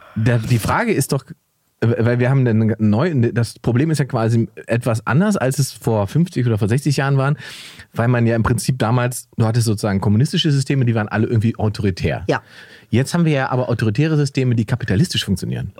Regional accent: Germany; wir können uns natürlich hinstellen als Deutsche

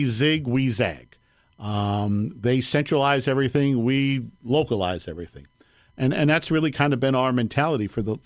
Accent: New York, United States; I grew up in New York

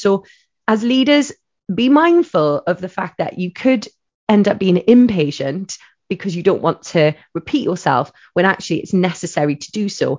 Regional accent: Wales, United Kingdom; I'm a Welsh lady

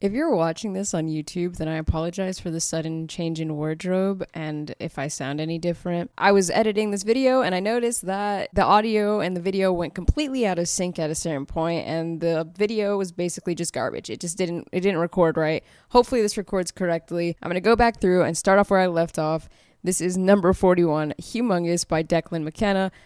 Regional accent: Fayetteville, North Carolina, United States; I am from Fayetteville, North Carolina, and I grew up in the neighborhood … grew up

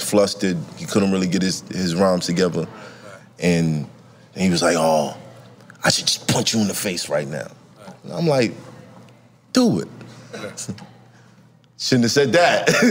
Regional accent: New York City, New York, United States; I'm from Brooklyn

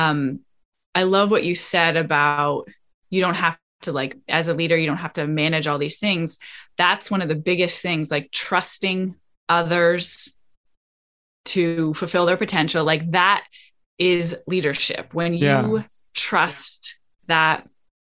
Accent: Canada; moved away as an adult; also born or lived in Australia / Costa Rica; now in Florida, United States; I am Canadian

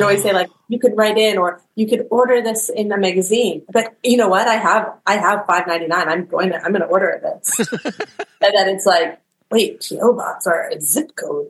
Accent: Calgary, Alberta, Canada; Whereas in Canada, we did not.

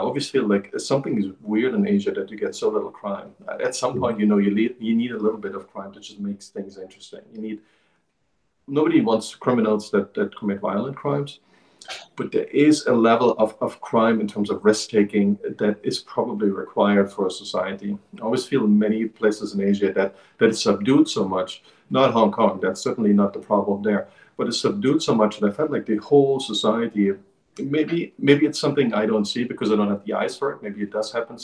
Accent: East Germany, Germany; moved away; when we were growing up as children. In Eastern Germany

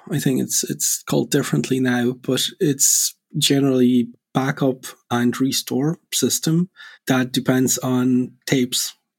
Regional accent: Poland; moved away as an adult; CEO and co-founder of Spacelift. I'm originally from Poland, from Europe.

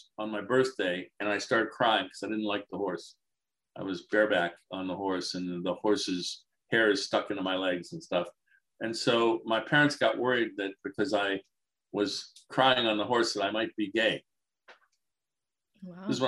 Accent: Detroit, Michigan, United States; I grew up in Detroit

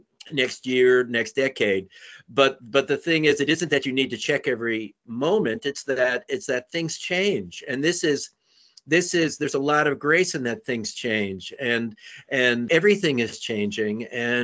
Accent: New York, United States; moved away; I grew up in New York, {S0} Right. {S1} in Manhattan, and it was a place that I didn't really vibe with, and I was ready to leave. I left as soon as I could

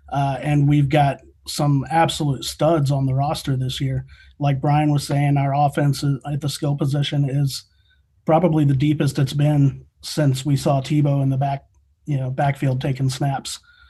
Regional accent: West Palm Beach, Florida, United States; also born or lived in Gainesville, Florida; Man, I've grown up being a Gator my entire life. Born and raised in West Palm and lived in Gainesville for a while.

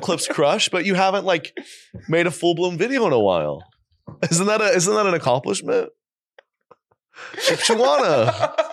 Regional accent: Oklahoma, United States; I grew up in Oklahoma going to a big church

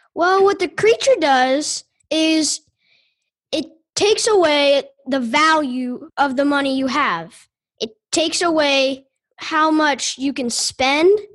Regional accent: Louisville, Kentucky, United States; also born or lived in Fisherville, Kentucky; I'm from Louisville, Kentucky

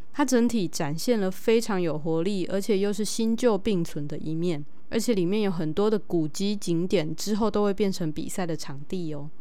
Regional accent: Tainan, Taiwan; 我自己毕竟也是土生土长的台南人

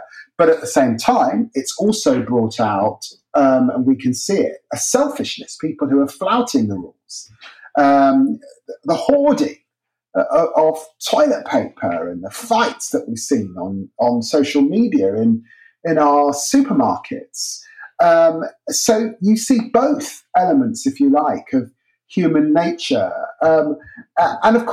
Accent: Peterborough, East of England, United Kingdom; moved away; my growing up in the city of Peterborough

